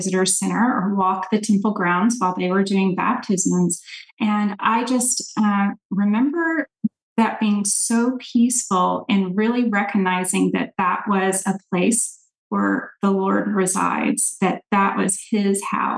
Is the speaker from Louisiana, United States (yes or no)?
no; Nashville, Tennessee, United States; now in Dallas area, United States; I grew up in Nashville, Tennessee